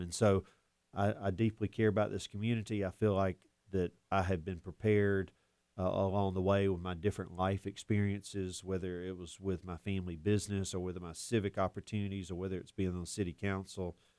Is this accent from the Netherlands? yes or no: no; Auburn, Alabama, United States; also born or lived in Birmingham; I was raised here in Auburn. My family moved here when I was just a baby, and I spent my entire life here